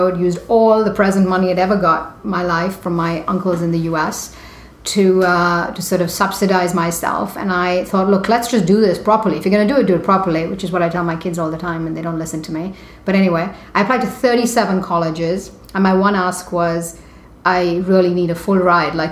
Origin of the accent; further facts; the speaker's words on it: India; moved away; I grew up in India in the 70s